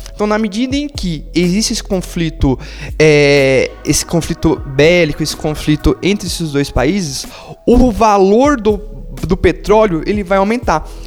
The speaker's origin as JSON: {"language": "Portuguese", "country": "Brazil", "said": "nosso dia a dia enquanto brasileiros"}